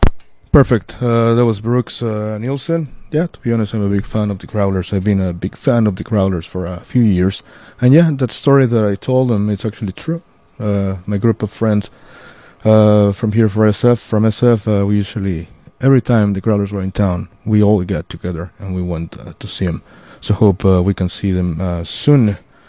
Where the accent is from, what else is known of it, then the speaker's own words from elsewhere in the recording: Mexico City, Mexico; I'm from Mexico City